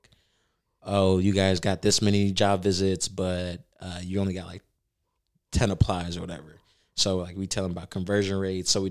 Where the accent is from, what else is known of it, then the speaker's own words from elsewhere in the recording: Bartlett, Tennessee, United States; I grew up in Bartlett, and then we actually lived in Providence.